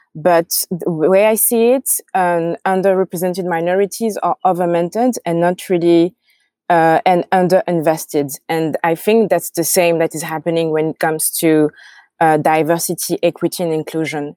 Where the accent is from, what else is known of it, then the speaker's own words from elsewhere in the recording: France; accent: French; English is a second language; I have my French accent